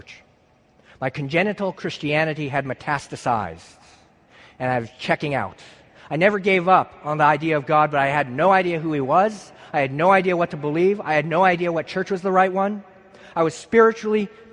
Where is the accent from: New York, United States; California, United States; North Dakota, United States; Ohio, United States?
California, United States; San Luis Obispo; moved away; I'm from San Luis Obispo, California, and I'm here studying cello performance